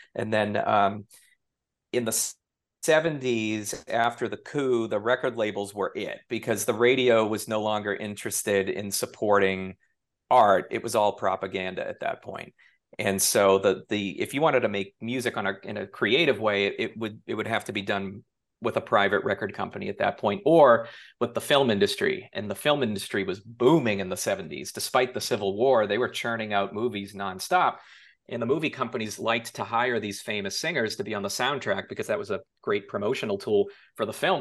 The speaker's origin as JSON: {"language": "English", "town": "Boston", "region": "Massachusetts", "country": "United States", "tie": "born or raised there", "also_born_or_lived": "New York City", "moved": "as an adult", "lives_now": "Los Angeles, United States", "said": "I grew up in Massachusetts"}